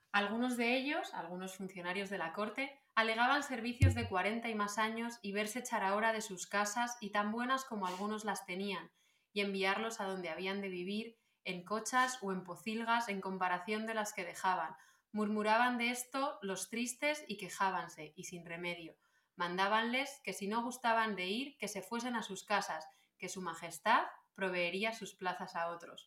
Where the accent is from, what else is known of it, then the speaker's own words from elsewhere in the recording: Salamanca, Castile and León, Spain; also born or lived in Canary Islands (family); yo nací en Salamanca